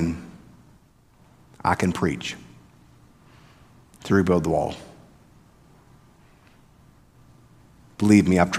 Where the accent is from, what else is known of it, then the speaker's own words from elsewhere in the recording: the South, United States; I'm from the South, y'all